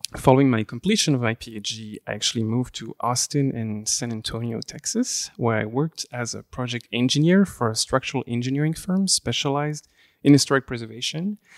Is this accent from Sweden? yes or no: no; Flemish Brabant, near Leuven, Flanders, Belgium; first language French; English is a second language; moved away; I am from, uh, Belgium, uh, from the Flemish Brabant area, near the area of Leuven, or Louvain in French. Um, I actually grew up in Belgium, um, and my, my mother tongue is French